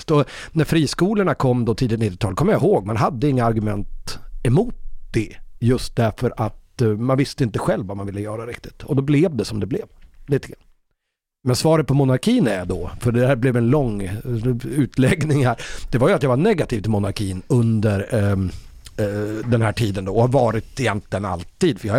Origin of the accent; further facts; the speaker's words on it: Umeå, Västerbotten County, Sweden; moved away as an adult; also born or lived in Gothenburg; jag är ju uppväxt i, i Umeå. Och det är ju en väldigt röd stad.